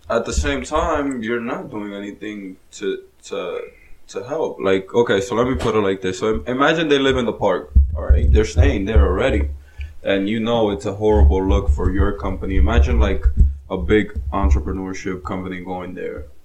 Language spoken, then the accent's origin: English; New Jersey, United States; By the way, we're from Jersey. Yeah, so, New Jersey.